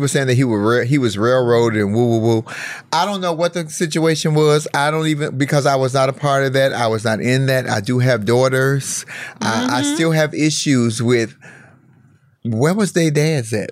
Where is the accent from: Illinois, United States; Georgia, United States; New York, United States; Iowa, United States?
Illinois, United States; Chicago; my hometown of Chicago